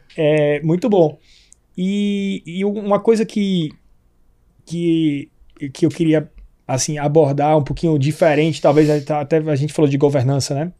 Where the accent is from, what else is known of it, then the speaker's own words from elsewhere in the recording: Pernambuco, Brazil; eu sou pernambucano, né? Em Recife, eu tenho lá em Pernambuco um sítio